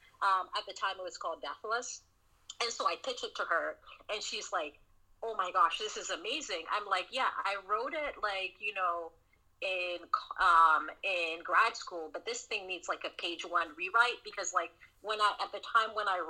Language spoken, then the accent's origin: English; the South, United States; Because, you know, I grew up in the South.